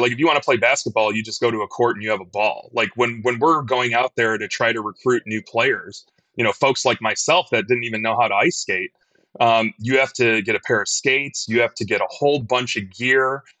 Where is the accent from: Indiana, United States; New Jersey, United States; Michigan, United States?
Michigan, United States; Detroit; now in Chicago, United States; I grew up in Detroit